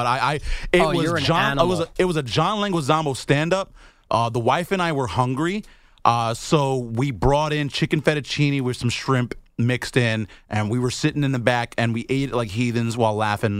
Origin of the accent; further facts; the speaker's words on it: Chicago, Illinois, United States; moved away; also born or lived in New York; We're from Chicago.